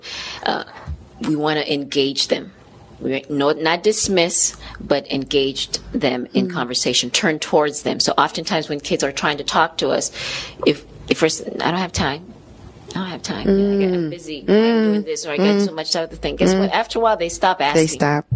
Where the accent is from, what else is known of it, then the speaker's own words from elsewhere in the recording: Haiti; moved away; I'm Haitian originally, so I'm from Haiti